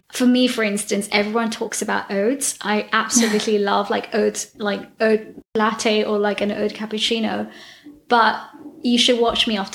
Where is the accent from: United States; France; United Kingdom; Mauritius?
Mauritius; I come from Mauritius